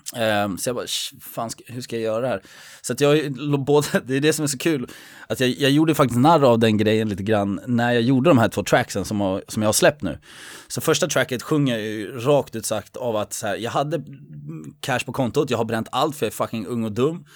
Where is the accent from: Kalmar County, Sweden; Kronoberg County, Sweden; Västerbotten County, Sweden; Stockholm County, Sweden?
Stockholm County, Sweden; Södertälje; jag är uppväxt i, i Ronna